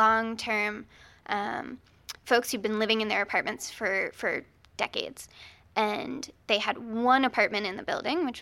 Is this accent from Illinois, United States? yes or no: no; Virginia Beach, Virginia, United States; I'm from Virginia Beach